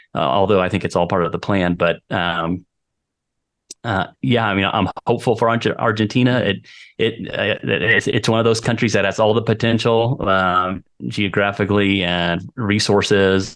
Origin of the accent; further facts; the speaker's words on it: Texas, United States; moved away as an adult; now in Volcán, Panama; I grew up in Texas